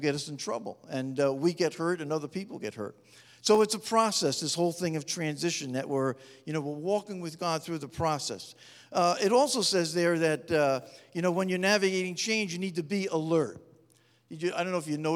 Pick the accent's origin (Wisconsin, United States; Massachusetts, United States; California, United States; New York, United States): New York, United States; New York metropolitan area, United States; moved away as an adult; now in Upstate New York, United States; I was brought up in the New York metropolitan area